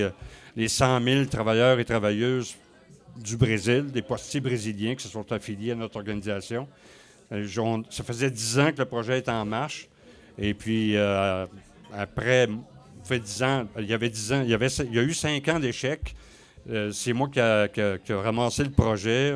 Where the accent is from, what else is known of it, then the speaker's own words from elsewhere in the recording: Côte-Nord, Quebec, Canada; moved away as an adult; also born or lived in Rivière-Saint-Jean / Sept-Îles / Saguenay / Ottawa; now in Rouyn-Noranda, Canada; Je suis né à Québec, j'ai euh, grandi sur la côte nord